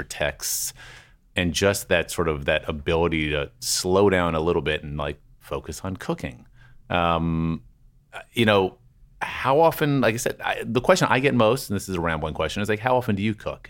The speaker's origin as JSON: {"language": "English", "town": "Washington", "region": "District of Columbia", "country": "United States", "tie": "born or raised there", "said": "I grew up with Popeyes in Washington D.C."}